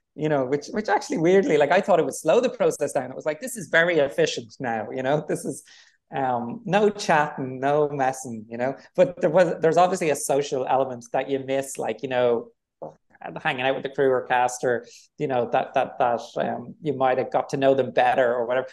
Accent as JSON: {"language": "English", "town": "Dublin", "region": "Leinster", "country": "Ireland", "tie": "born or raised there", "said": "I'm from Dublin, I grew up in Dublin"}